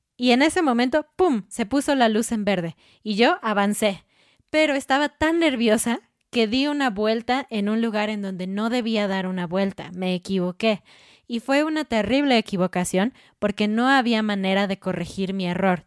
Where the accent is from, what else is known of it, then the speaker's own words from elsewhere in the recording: Mexico; en México